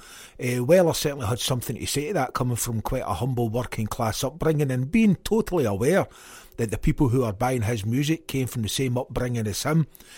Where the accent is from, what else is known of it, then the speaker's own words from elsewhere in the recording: Glasgow, Scotland, United Kingdom; growing up in Maryhill